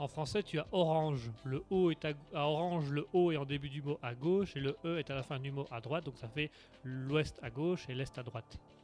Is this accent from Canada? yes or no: no; Belgium; je venais de Belgique